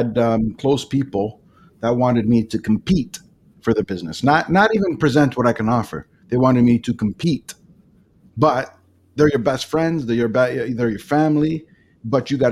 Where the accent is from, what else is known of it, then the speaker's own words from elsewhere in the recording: Toronto, Ontario, Canada; now in Niagara region, Canada; I was born and raised in Etobicoke, which was just west of downtown Toronto